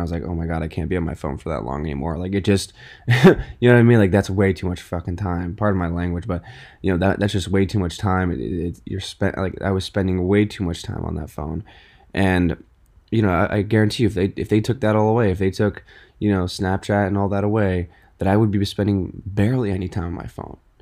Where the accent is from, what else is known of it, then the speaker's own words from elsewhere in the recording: Westport, Connecticut, United States; also born or lived in New York City; I moved to Westport, 'cause I used to live in New York City. I lived in New York City for about eight years